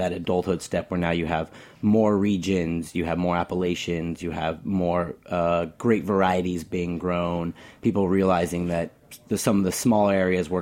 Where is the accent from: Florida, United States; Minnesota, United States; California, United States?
California, United States; Petaluma; moved away as an adult; also born or lived in Santa Cruz, California / San Francisco, California; I grew up in Petaluma, which is southern Sonoma County